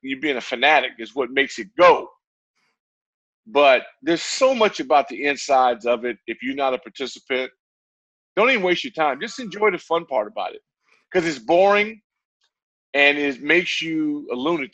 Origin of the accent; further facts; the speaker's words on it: Santa Ana, California, United States; my hometown of Santa Ana, California